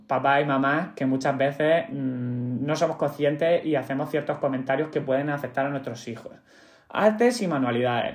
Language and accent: Spanish; Cartagena, Region of Murcia, Spain; yo soy de Cartagena